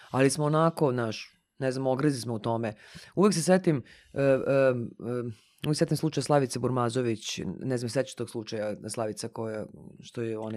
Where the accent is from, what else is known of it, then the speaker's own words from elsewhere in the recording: Serbia; kod nas u Srbiji